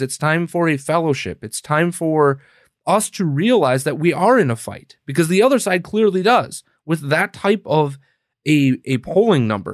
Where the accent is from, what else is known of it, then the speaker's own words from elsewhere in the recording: Wisconsin, United States; now in Illinois, United States; we're both from Wisconsin originally